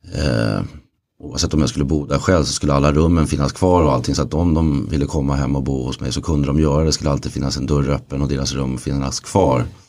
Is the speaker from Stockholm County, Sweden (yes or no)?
yes; Stockholm area, Stockholm County, Sweden; also born or lived in Lidingö / Åkersberga / Södertälje; Jag föddes på Lidingö och flyttade ut sen till Åkersberga och sen vidare till Tälje och Rybo.